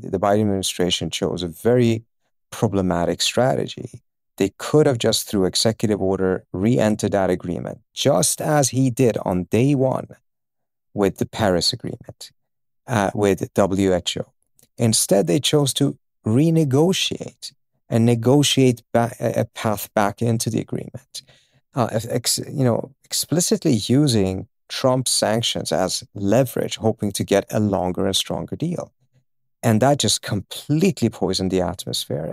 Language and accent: English; Uppsala, Uppsala County, Sweden; also born or lived in Iran; I was born in Iran, uh, and my family, we moved, uh, against our will, uh, at, uh, end of nineteen seventy-eight to Sweden